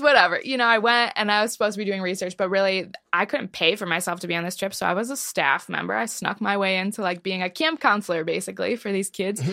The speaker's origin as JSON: {"language": "English", "town": "Detroit", "region": "Michigan", "country": "United States", "tie": "born or raised there", "said": "I grew up in a really Zionist suburb of Detroit"}